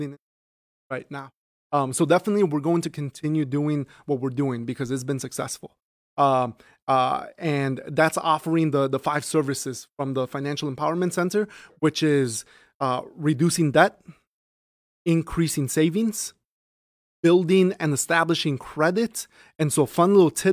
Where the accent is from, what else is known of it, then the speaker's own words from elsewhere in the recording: Chicago, Illinois, United States; moved away as an adult; now in Aurora, United States; I grew up in Chicago, West Rogers Park.